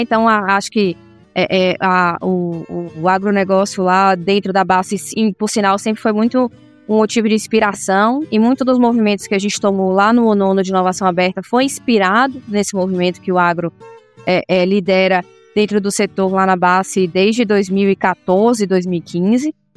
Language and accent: Portuguese; Salvador, Bahia, Brazil; moved away as an adult; now in São Paulo, Brazil; eu sou baiana, nascida em Salvador, né? E eu fiz engenharia química lá em Salvador